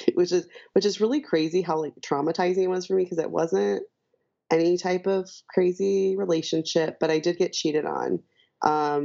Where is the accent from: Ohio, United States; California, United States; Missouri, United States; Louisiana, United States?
Missouri, United States; St. Louis; moved away as an adult; also born or lived in Chicago; I'm from St. Louis and I moved to Chicago for college.